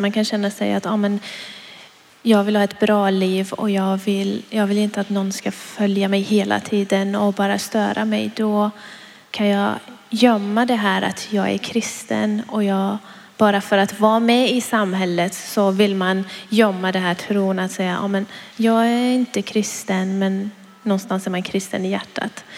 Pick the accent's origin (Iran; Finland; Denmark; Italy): Iran; now in Sweden; jag kommer från Iran